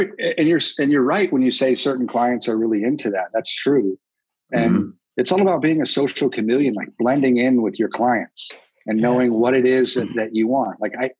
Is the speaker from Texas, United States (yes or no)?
yes; Texas, United States; I'm from Texas.